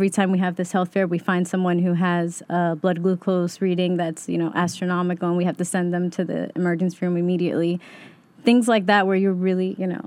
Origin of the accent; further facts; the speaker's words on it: Yonkers, New York, United States; even though we, we were raised in Yonkers, really, I can say I'm from Queens.